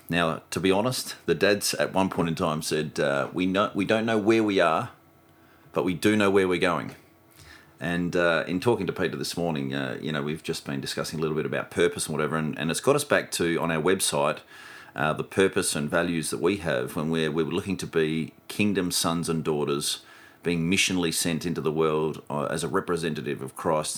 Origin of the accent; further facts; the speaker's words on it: Melrose, South Australia, Australia; moved away; when I grew up in Melrose or when I was farming up in Melrose